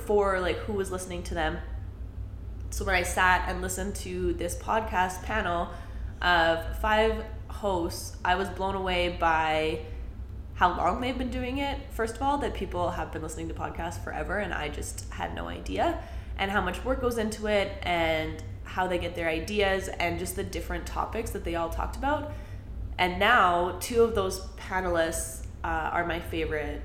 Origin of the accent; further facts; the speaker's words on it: Calgary, Alberta, Canada; I grew up in Calgary, still live in Calgary